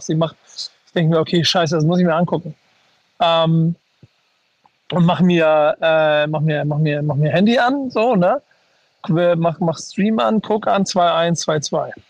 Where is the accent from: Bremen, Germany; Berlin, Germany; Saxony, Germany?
Bremen, Germany; Ich freue mich da nicht nur als Bremer, sondern als Bremer ja sogar fast weniger.